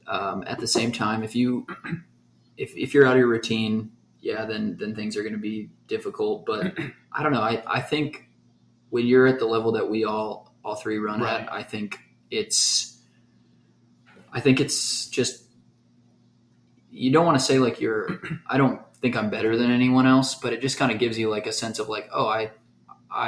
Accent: Oklahoma City, Oklahoma, United States; We're from Oklahoma City.

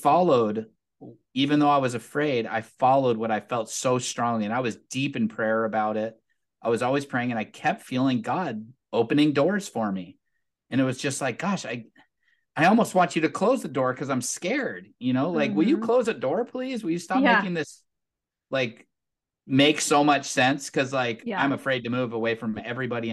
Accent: Southern California, United States; moved away as an adult; I grew up in Southern California. I lived there since I was 5 years old.

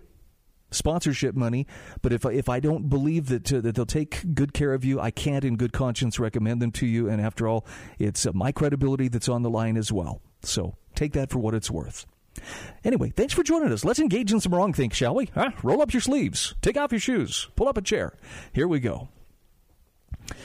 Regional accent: Utah, United States; my home state of Utah

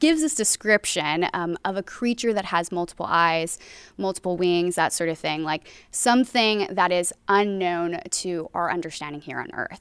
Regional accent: Hawaii, United States; moved away as an adult; now in Southern California, United States; Born and raised in Hawaii, came out here for college

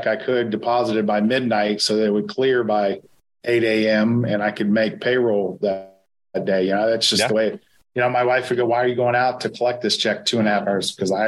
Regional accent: Ohio, United States; You know, we're from Ohio.

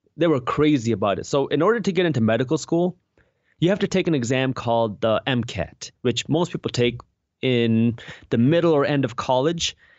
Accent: Michigan, United States; I'm from the Michigan area

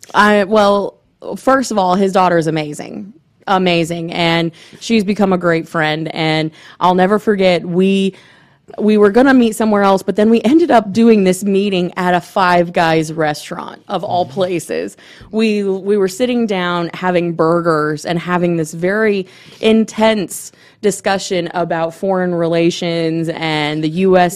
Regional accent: Gainesville, Florida, United States; I'm from Gainesville

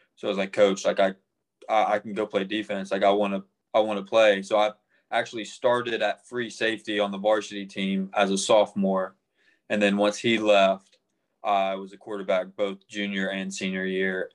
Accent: Arlington, Tennessee, United States; I grew up in Arlington, Tennessee

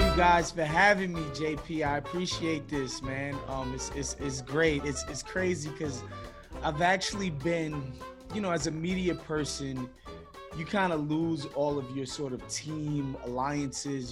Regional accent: New York City, New York, United States; growing up in Brooklyn, New York, and then Queens right after

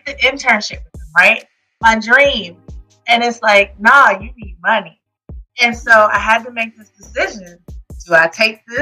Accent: Jersey City, New Jersey, United States; moved away as an adult; also born or lived in California; now in Raleigh, United States; I actually was born in Cali. Grew up in Jersey, Jersey City, Jersey.

